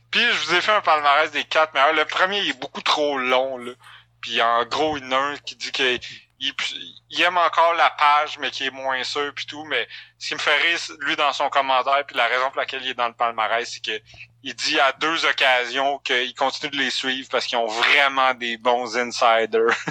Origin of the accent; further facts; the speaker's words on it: Quebec, Canada; Oubliez {S0} Montréal Montréal. On est des Québécois.